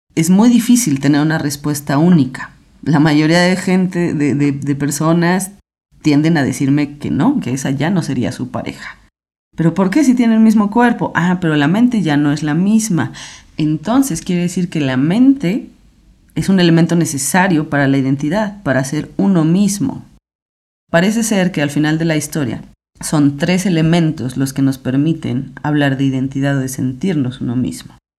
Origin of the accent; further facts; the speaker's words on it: Mexico City, Mexico; soy filósofa, soy mujer, tengo 36 años, soy de la Ciudad de México